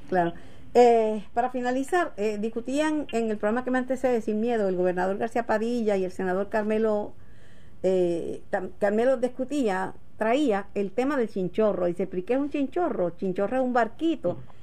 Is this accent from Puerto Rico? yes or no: yes; Puerto Rico; yo soy boricua.